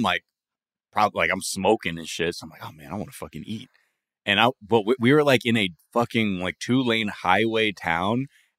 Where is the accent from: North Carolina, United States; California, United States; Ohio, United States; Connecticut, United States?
California, United States; I had never been here before growing up in Southern California